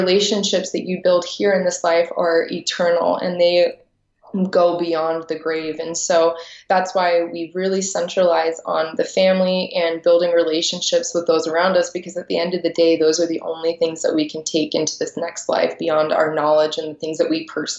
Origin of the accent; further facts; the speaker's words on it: Washington, District of Columbia, United States; And so growing up in Washington, D.C., it was a little difficult for me to find someone within my own faith.